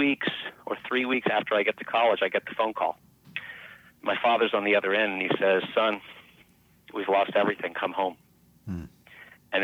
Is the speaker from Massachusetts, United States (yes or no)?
no; Los Angeles, California, United States; also born or lived in Mexico City, Mexico / Beverly Hills; I grew up in Los Angeles, so there was no snow to speak of.